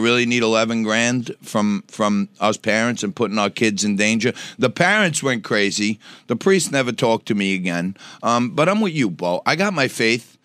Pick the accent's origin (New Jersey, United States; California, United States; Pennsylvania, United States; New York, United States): New York, United States; New York City; also born or lived in Staten Island; I grew up in Knickerbocker Village on the Lower East Side.